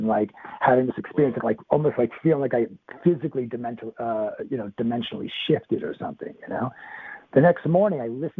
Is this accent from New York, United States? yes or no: yes; New York, United States; I'm a New Yorker.